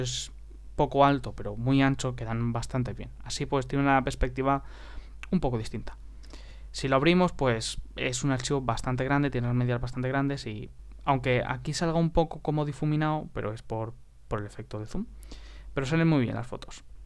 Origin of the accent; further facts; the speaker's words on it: Spain; español de Europa